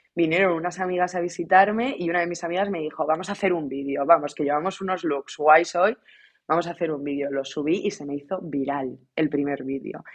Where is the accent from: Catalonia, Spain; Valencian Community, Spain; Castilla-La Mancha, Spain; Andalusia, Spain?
Castilla-La Mancha, Spain; Ciudad Real; moved away as an adult; now in London, United Kingdom; yo soy de Ciudad Real